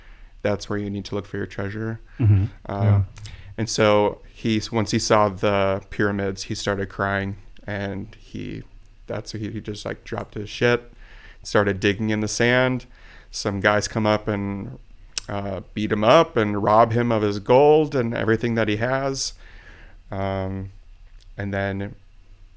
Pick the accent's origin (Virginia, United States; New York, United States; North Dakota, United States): North Dakota, United States; Jamestown; also born or lived in Wichita, Kansas; now in Anoka, United States; I was born in Wichita, Kansas. So and I was raised in Jamestown, North Dakota.